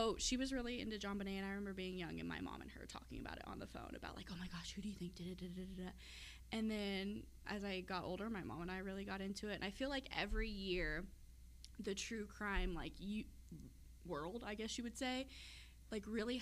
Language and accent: English; Kansas City, United States; we're from the Kansas City area